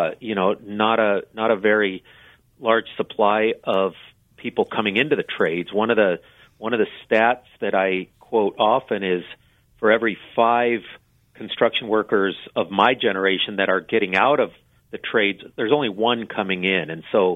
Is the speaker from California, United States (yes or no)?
yes; Southern California, United States; moved away as an adult; now in Shasta County, United States; originally I was from the Southern California area